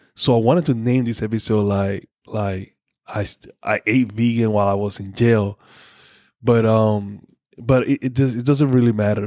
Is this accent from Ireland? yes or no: no; Panama; moved away; went back home, went to my hometown